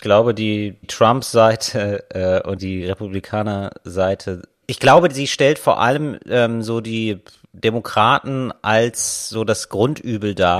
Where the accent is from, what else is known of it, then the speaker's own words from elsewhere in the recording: Germany; wir alle Bayern sind und wir uns ja als Deutsche verstehen